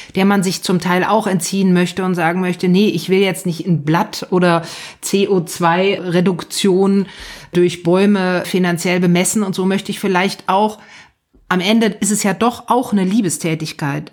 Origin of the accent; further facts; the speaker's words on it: Germany; bei uns in Deutschland